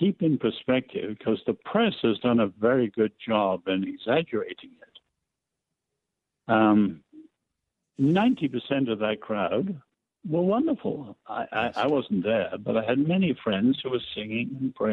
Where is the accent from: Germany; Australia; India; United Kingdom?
United Kingdom; England; I'm English.